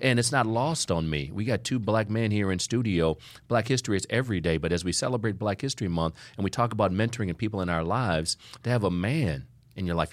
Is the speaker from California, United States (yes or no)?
no; Ohio, United States; I'm from Ohio